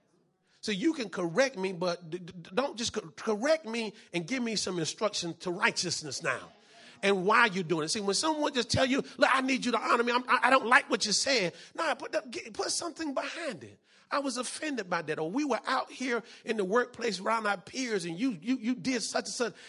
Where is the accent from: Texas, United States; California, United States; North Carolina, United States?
North Carolina, United States; I'm from North Carolina.